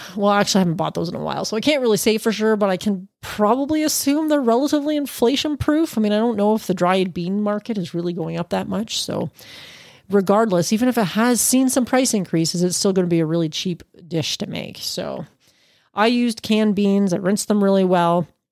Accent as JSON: {"language": "English", "country": "Canada", "said": "as a Canadian"}